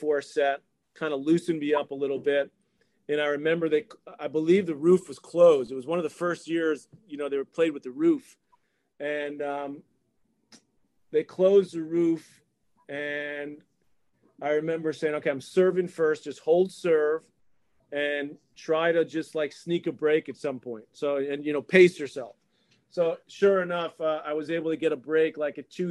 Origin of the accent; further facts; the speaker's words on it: New York, United States; it's my hometown